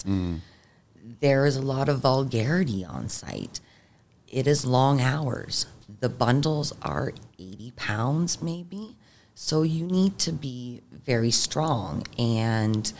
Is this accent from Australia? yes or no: no; Niagara, Ontario, Canada; growing up in Niagara, I've, like, earned myself a decent reputation in the roofing industry.